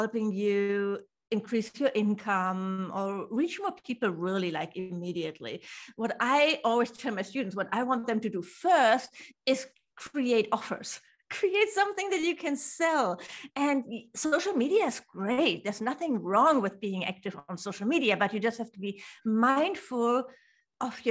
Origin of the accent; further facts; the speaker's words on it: Hamburg, Germany; I'm from Germany, from Hamburg